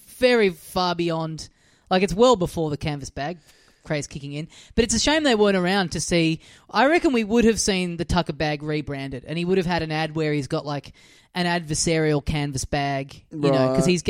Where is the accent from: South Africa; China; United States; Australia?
Australia; Adelaide, South Australia; Sorry, I'm from Adelaide originally.